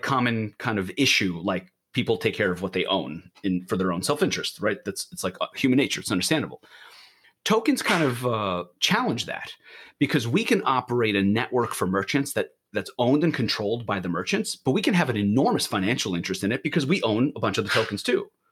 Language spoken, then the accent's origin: English; New York, United States; also born or lived in Israel; now in Portland, United States; I'm from Israel originally, grew up in New York, and have been living in Portland with my family